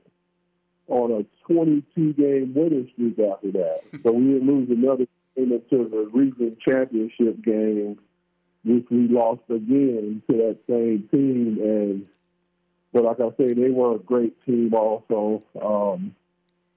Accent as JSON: {"language": "English", "town": "Milwaukee", "region": "Wisconsin", "country": "United States", "also_born_or_lived": "Nebraska / Idaho", "moved": "as an adult", "said": "I'm from Milwaukee. I went to Nebraska for junior college, then the University of Idaho"}